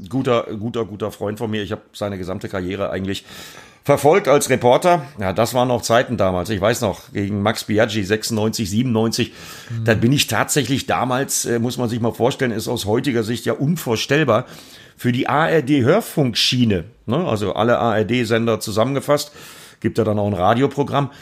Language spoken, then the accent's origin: German; Altena, North Rhine-Westphalia, Germany; moved away; ich komme aus Altena, das ist einmal über den Berg im Grunde genommen